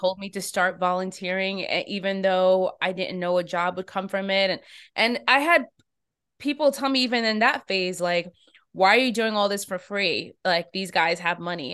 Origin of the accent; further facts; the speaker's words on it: United States; I'm an American.